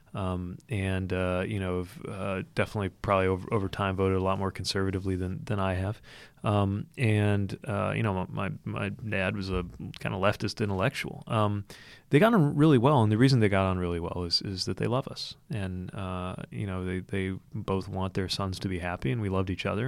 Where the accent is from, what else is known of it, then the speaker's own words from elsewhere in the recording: Indiana, United States; I grew up in Indiana